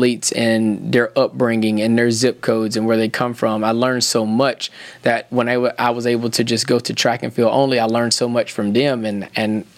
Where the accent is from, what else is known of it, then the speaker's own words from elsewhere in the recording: Thomasville, Georgia, United States; moved away; making it out of my hometown. I'm from a small town called Thomasville, Georgia